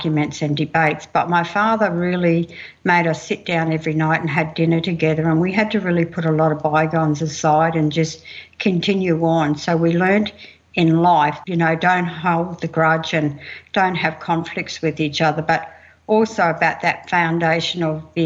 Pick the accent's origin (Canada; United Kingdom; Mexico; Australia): Australia; Mount Isa, Queensland; also born or lived in Camooweal; I'm Kalkadoon Wanyee. I grew up in Mount Isa and I spent many of my childhood days out in Kemmerwell.